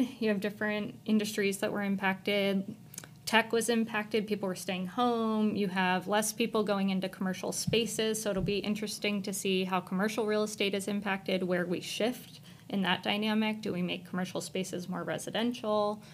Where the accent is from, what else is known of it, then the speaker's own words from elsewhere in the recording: Maryland, United States; moved away as an adult; also born or lived in New Orleans, Louisiana; now in Arizona, United States; I am originally from Maryland. I grew up in Maryland